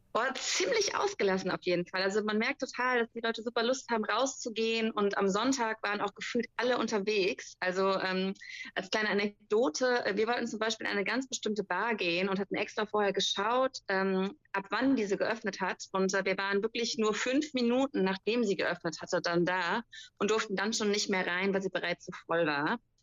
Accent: Germany; bei uns in Deutschland

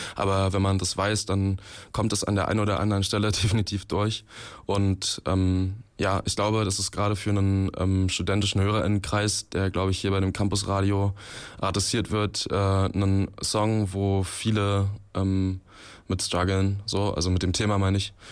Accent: Magdeburg, Saxony-Anhalt, Germany; in Magdeburg, wo ich herkomme

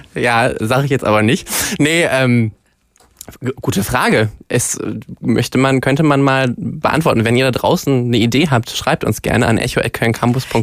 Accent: Duisburg, North Rhine-Westphalia, Germany; now in Cologne, Germany; Also ich komme äh, gebürtig aus dem Ruhrpott und äh, habe, nachdem ich nach Köln gezogen bin

